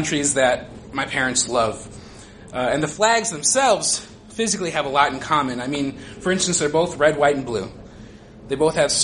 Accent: United States; as a child growing up in America

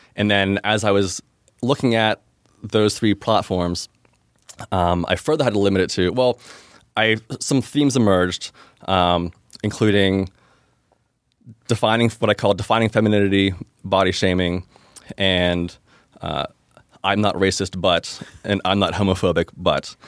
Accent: Pittsburgh, Pennsylvania, United States; I'm from Pittsburgh originally and have since relocated my personal life to the city of Pittsburgh

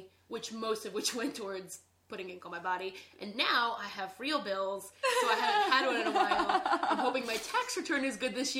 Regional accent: outside of Annapolis, Maryland, United States; When I was growing up, I grew up in Maryland

